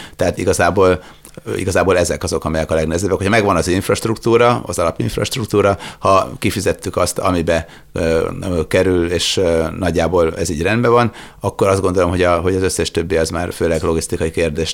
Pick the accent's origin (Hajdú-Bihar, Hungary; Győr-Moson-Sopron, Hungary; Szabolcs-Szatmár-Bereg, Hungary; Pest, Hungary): Győr-Moson-Sopron, Hungary; Sopron; Sopronba születtem